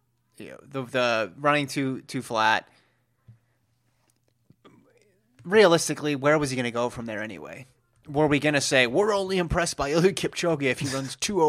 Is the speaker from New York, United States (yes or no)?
no; California, United States; I will start with my home state of California.